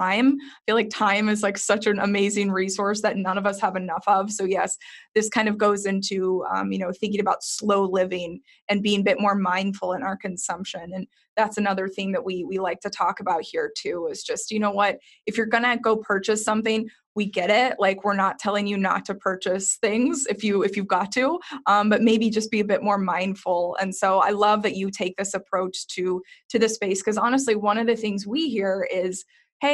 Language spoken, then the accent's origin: English; Texas, United States; I grew up in Texas